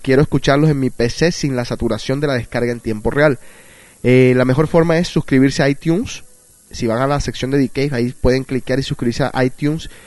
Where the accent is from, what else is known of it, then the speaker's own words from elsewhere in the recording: Barranquilla, Atlántico, Colombia; moved away; Esa es la ciudad donde yo nací, Barranquilla